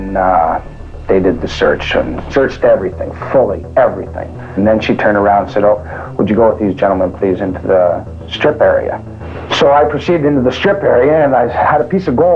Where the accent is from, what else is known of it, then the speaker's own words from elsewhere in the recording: Canada; I'm a Canadian citizen.